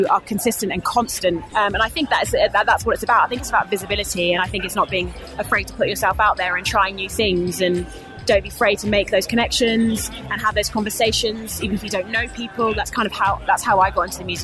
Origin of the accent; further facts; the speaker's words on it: London, United Kingdom; I'm from London.